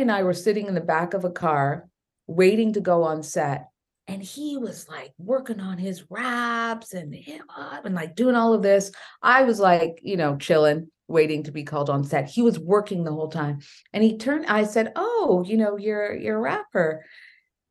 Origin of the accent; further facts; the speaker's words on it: Canada; growing up in Canada, you as a woman of color and as a child of immigrants